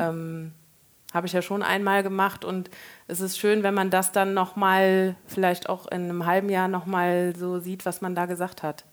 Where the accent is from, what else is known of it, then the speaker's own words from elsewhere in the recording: Koblenz, Rhineland-Palatinate, Germany; moved away as an adult; also born or lived in Nassau / Munich; Koblenz, da bin ich ja erwachsen geworden